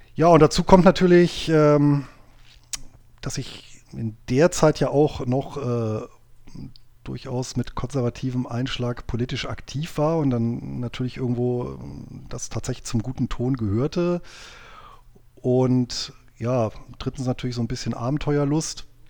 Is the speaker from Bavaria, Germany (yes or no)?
no; Bonn, North Rhine-Westphalia, Germany; moved away as an adult; also born or lived in near Göttingen, Lower Saxony; now in Göttingen, Germany; ich bin aber gebürtiger Bonner, also Rheinländer